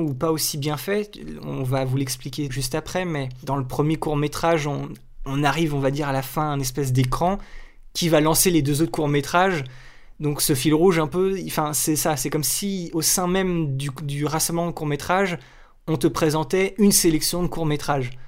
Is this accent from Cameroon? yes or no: no; France; Chez nous en France